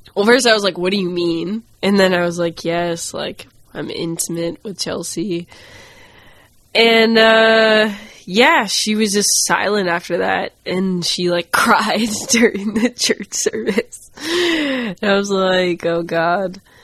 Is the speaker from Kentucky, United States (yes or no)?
no; Augusta, Maine, United States; I grew up in Augusta, Maine